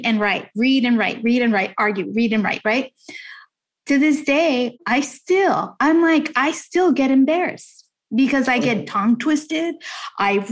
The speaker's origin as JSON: {"language": "English", "country": "United States", "tie": "born or raised there", "second_language": "English", "said": "even though I was born in the States, you know, coming from immigrant families and whatnot, you don't speak English right away. I learned how to speak English when I stepped foot in kindergarten"}